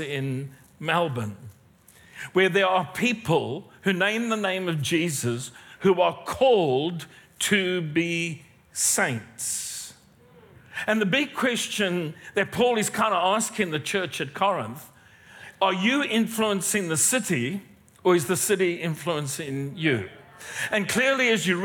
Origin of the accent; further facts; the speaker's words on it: South Africa; moved away as an adult; now in Australia; I'm not a Kiwi. I am not a Kiwi. I am South African, been here a long time